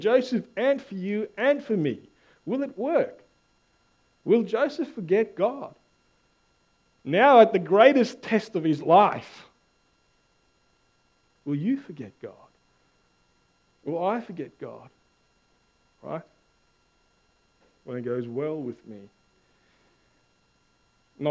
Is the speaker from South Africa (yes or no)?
yes; South Africa; now in Australia; I'm South African